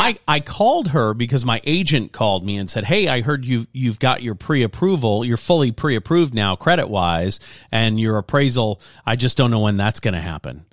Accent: Lafayette, Louisiana, United States; moved away; I grew up in Lafayette, Louisiana, and it's kind of a slow pace, slower pace there.

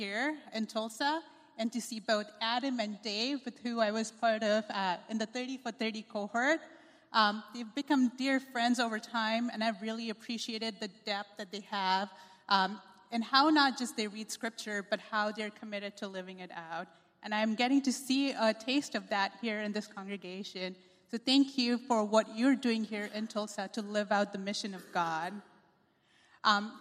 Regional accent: Pune, Maharashtra, India; moved away as an adult; also born or lived in Chicago, United States; now in United States; I was raised in India, in a city called Pune

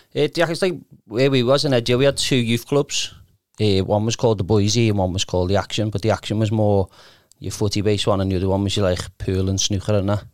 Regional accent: Liverpool, North West England, United Kingdom; I was from Kenny, but I went to Breckfield

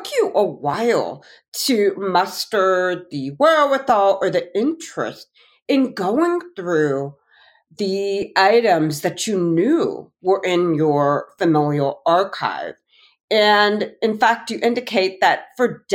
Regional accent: the North, United States; I'm from the North, though, I have to add, and I'm an Indian American woman born and raised in this country

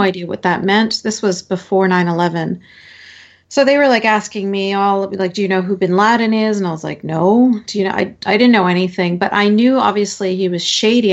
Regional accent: Canada; born and raised in Canada

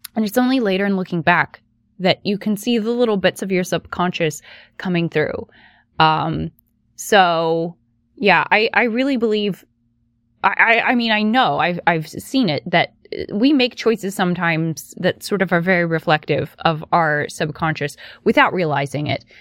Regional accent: West Virginia, United States; I grew up in West Virginia

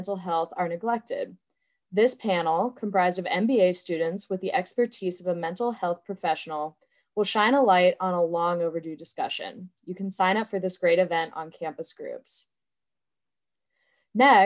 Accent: Pittsburgh, Pennsylvania, United States; moved away as an adult; now in Michigan, United States; my hometown of Pittsburgh

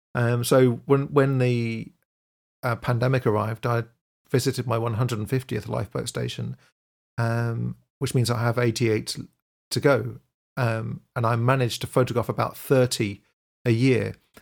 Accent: Aberdeen, Scotland, United Kingdom; born there; So I was born in Aberdeen, which I don't know if you know this, but Aberdeen is fondly known as the Dallas of the North. It's the oil center of the UK. And so that's where I was born.

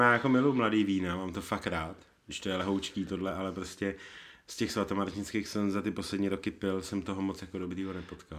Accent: Prague, Czechia; Já jsem z Prahy

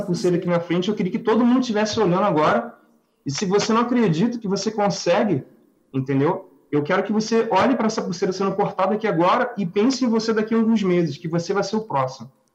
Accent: Rio de Janeiro, Brazil; Nós somos do Rio de Janeiro

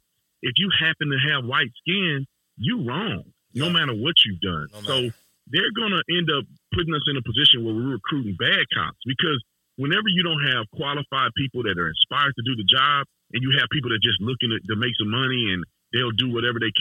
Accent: Fort Worth, Texas, United States; moved away; my hometown, Fort Worth

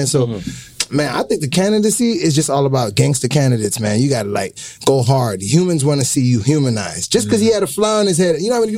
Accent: Fort Lauderdale, Florida, United States; I came from Fort Lauderdale High School.

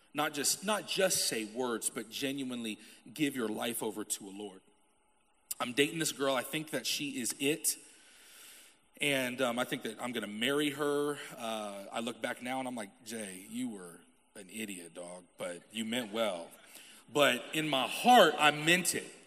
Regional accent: Topeka, Kansas, United States; I'm from Topeka, Kansas

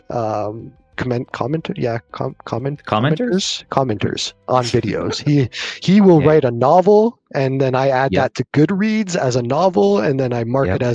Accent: Canada; accent: Canadian

